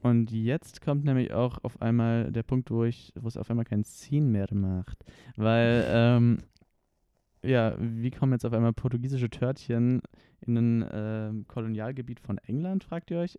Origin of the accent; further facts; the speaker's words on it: Konstanz, Baden-Württemberg, Germany; now in Stuttgart, Germany; Wir kommen ja beide aus Konstanz